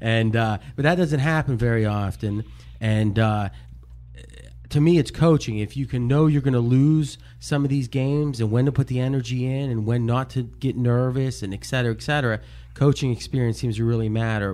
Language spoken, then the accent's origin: English; Ohio, United States; growing up in Ohio